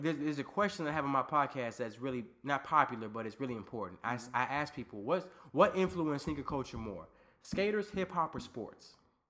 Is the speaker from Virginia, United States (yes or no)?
yes; Northern Virginia, United States; also born or lived in Landstuhl, Germany / Fredericksburg, Virginia; I'm Black and Puerto Rican. I grew up in Virginia. I'm a military brat. I was actually born in Germany.